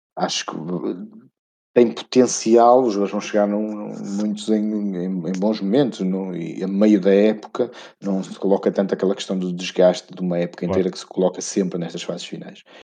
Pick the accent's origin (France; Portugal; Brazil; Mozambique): Portugal; como bom português